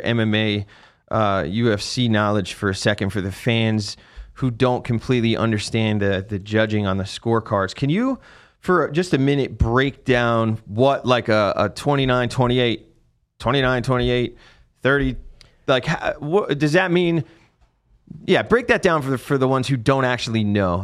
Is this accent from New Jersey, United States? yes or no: yes; New Jersey, United States; moved away; I was completely outta my element at Fort Polk 'cause I'm from New Jersey